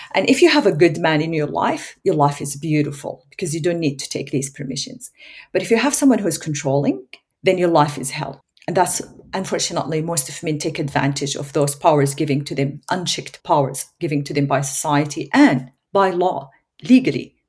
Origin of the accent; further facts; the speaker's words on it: Saudi Arabia; English is a second language; moved away as an adult; now in Australia; There were good parts, there were painful parts growing up in Saudi Arabia as a child